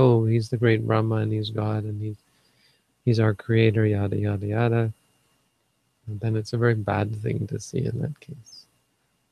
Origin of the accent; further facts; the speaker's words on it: Northern Ontario, Canada; I grew up in Northern Ontario, where everybody's like white like me